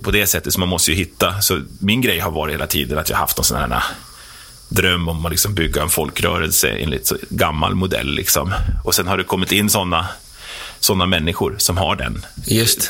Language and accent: Swedish; Herräng, Stockholm County, Sweden; also born or lived in Norrtälje; jag är 47 eh, år, eh, uppe från Herräng